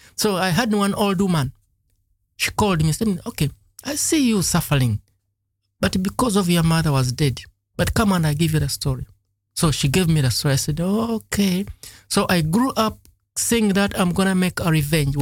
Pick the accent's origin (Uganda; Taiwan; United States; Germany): Uganda; Lugazi, Central Region; moved away; I grew up in a, in a village that was uh, not in Kampala exactly Mm-hmm. The place was called Lugazi